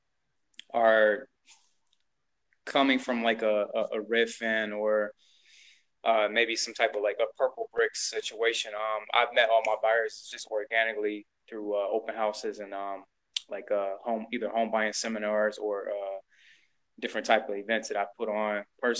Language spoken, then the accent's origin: English; Cleveland, Ohio, United States; moved away as an adult; also born or lived in Seattle area / California; now in Los Angeles, United States; I'm originally from Cleveland, Ohio